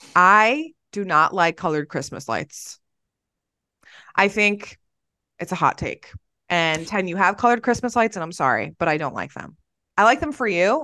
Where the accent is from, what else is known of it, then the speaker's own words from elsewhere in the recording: New Jersey, United States; moved away; I'm from New Jersey and I'm Italian